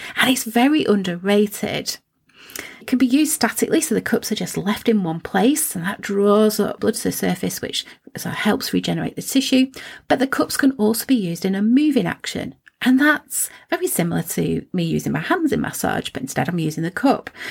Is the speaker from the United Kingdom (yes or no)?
yes; Preston, North West England, United Kingdom; I was born in Preston